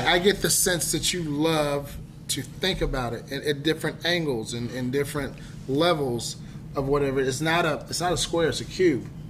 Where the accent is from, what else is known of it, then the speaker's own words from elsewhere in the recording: Dallas, Texas, United States; we're from Dallas